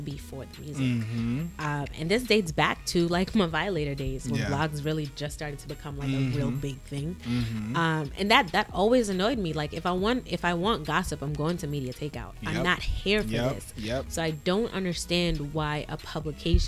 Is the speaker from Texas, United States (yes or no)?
no; New York City, New York, United States; I'm from Brooklyn